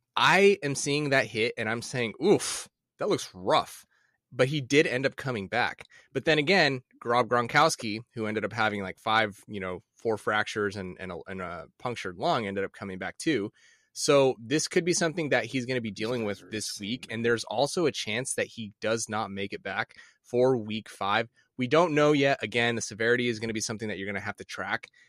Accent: Midwest, United States; I grew up in the Midwest

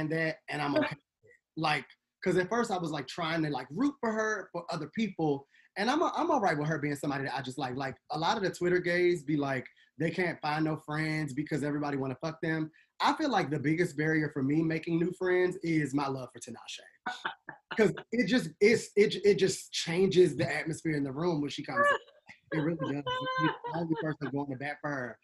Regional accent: Washington, District of Columbia, United States; just DC. I'm not from Maryland, Virginia.

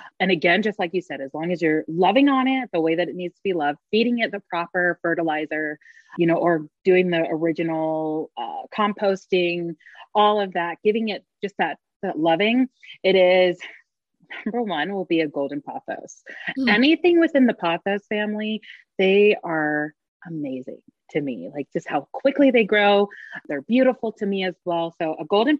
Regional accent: North Carolina, United States; now in Utah, United States; growing up in North Carolina, I didn't really know a lot of my culture, the Polynesian culture

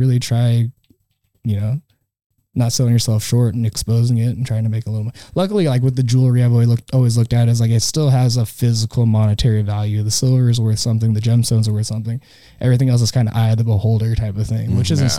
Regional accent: the Northwest, Pacific Northwest, United States; we're from the Northwest. Or I'm from the Northwest

